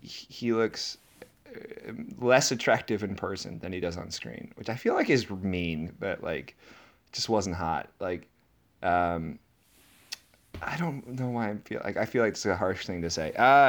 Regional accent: Virginia, United States; also born or lived in Iceland; I'm from Virginia.

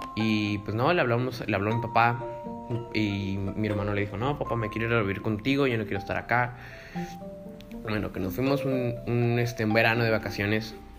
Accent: Tijuana, Baja California, Mexico; also born or lived in Mexico City; cuando me regresé a Tijuana, pues eh, en cuarto de primaria, de cuarto a sexto de primaria

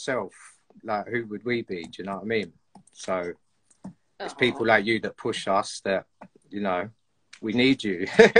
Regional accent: London, United Kingdom; I'm from Dulwich, South London, SC22. So yeah, man, that's me, South London.

